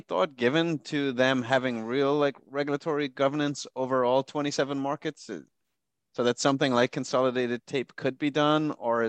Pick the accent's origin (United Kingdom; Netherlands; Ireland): Ireland; moved away; I grew up in Ireland